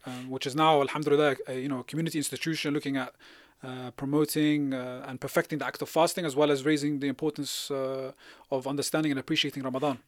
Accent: London, United Kingdom; I grew up in West London

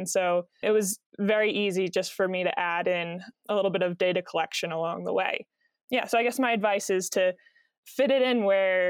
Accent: Philadelphia, Pennsylvania, United States; moved away; I'm originally from Philadelphia, Pennsylvania

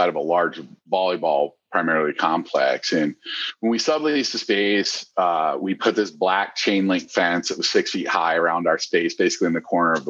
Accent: Michigan, United States; now in Columbus, United States; I grew up in Michigan

